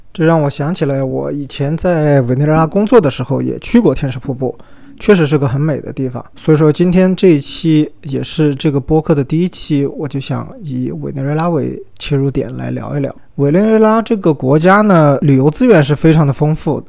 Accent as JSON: {"language": "Chinese", "region": "Sichuan", "country": "China", "also_born_or_lived": "Venezuela", "accent": "Sichuan Mandarin (川普)", "said": "我是四川人，所以我的普通话呢不是特别的标准"}